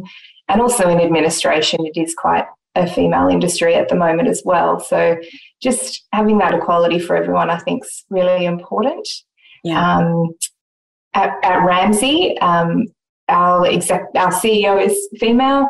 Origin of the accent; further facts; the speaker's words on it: Sydney, New South Wales, Australia; Growing up in Sydney on the East Coast